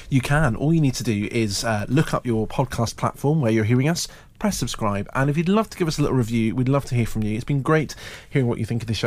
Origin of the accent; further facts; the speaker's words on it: Scotland, United Kingdom; I am Scottish